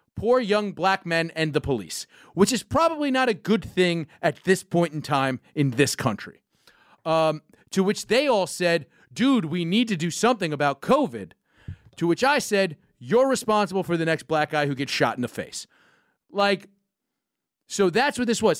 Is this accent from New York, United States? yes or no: yes; New York, United States; growing up in New York